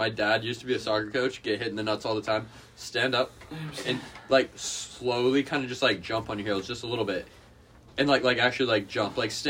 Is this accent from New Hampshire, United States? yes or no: yes; Claremont, New Hampshire, United States; Oh, Claremont, New Hampshire.